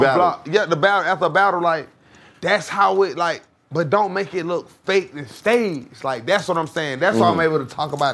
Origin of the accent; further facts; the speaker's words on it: Atlanta, Georgia, United States; I'm from Atlanta